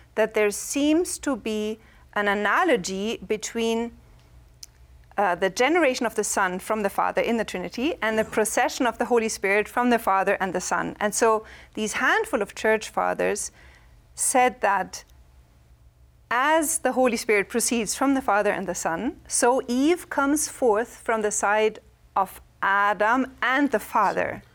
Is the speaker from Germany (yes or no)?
yes; Germany; English is a second language; moved away; I'm from Germany